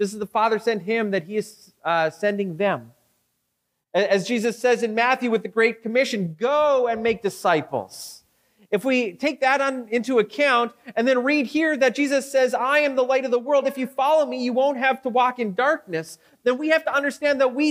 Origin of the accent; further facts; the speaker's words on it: Victoria, British Columbia, Canada; now in Regina, Canada; me being from Victoria